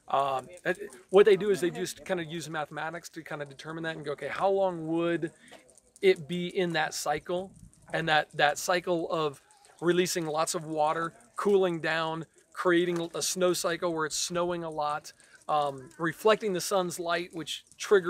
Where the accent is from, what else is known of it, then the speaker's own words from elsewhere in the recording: Peoria, Illinois, United States; I was born in Peoria